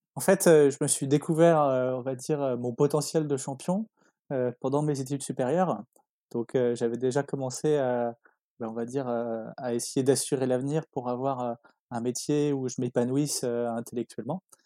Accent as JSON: {"language": "French", "town": "Les Sables-d'Olonne", "region": "Pays de la Loire", "country": "France", "tie": "born or raised there", "said": "j'ai grandi au South d'Olonne, ville où je vis encore"}